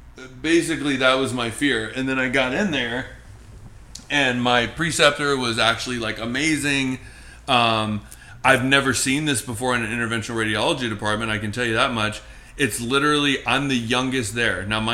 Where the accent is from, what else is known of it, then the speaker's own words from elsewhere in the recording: Brooklyn, New York, United States; I'm from Brooklyn, bro. {S1} Yeah. {S0} Like born in Brooklyn.